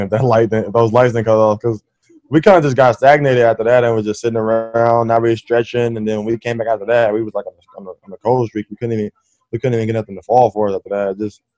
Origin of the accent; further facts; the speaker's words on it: Oakland, California, United States; I'm already from Oakland